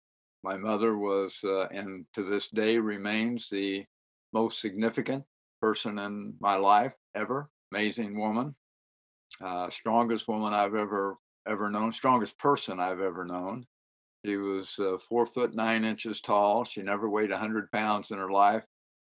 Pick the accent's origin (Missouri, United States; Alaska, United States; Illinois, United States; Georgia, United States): Missouri, United States; St. Joseph; also born or lived in Chicago / Salina, Kansas; I was born and raised in St. Joseph, Missouri, to a native of St. Joseph, Missouri. We left shortly after my birth.